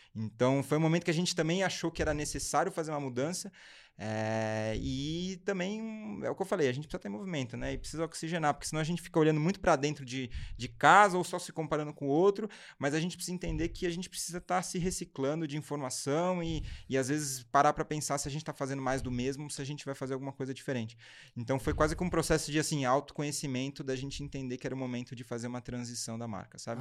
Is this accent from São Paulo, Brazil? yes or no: yes; São Paulo, Brazil; a gente nasceu em São Paulo, minha família é de São Paulo.